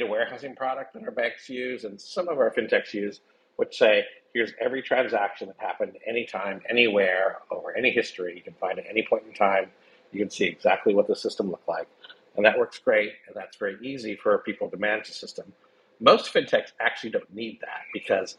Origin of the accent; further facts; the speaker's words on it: United States; I'm an American